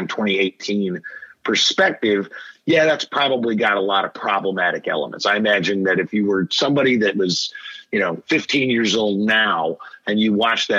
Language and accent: English; Kansas, United States; when I grew up in Kansas